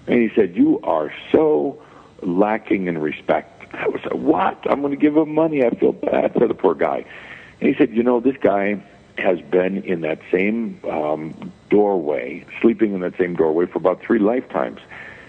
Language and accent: English; Midwest, United States; I was born and raised in the Midwest, Catholic background